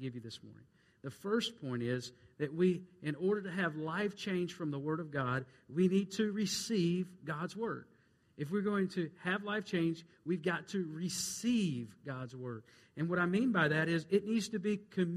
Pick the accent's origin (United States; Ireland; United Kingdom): United States; I'm an American, and I'm proud to be an American.